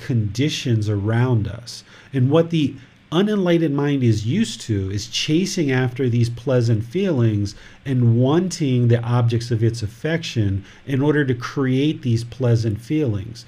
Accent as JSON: {"language": "English", "country": "United States", "tie": "born or raised there", "moved": "yes", "lives_now": "Thailand", "said": "this physical body was born in America, and other people consider me American"}